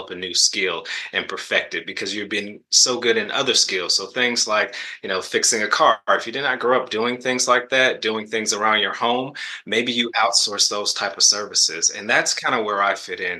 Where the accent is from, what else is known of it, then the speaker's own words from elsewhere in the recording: the South, United States; I'm from the South